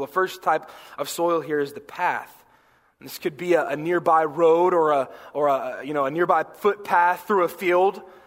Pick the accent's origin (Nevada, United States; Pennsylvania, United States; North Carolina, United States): North Carolina, United States; growing up in North Carolina